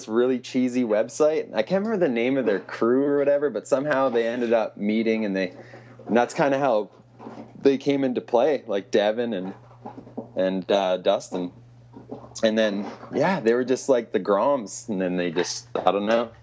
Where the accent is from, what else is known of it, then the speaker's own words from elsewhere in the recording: Saskatoon, Saskatchewan, Canada; moved away as an adult; now in Calgary, Canada; I moved here from Saskatchewan